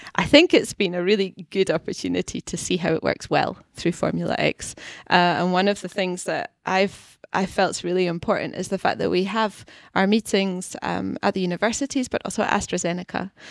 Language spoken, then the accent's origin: English; Scotland, United Kingdom; accent: Scottish; moved away as an adult; also born or lived in London / Basel / Geneva / Stockholm; now in Gothenburg, Sweden; I grew up in Scotland, and then I, I lived in London and in Basel and Geneva in Switzerland, um, a, and then also in Stockholm and now in Gothenburg